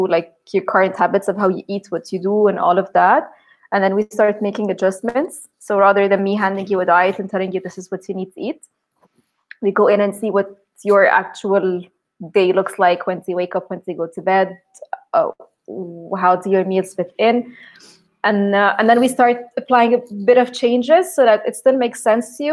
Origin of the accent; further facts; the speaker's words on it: Egypt; English is a second language; now in Hurghada, Egypt; I grew up in Egypt, but we spent actually a lot of time in Hurghada here on the sea, because this is where my father used to work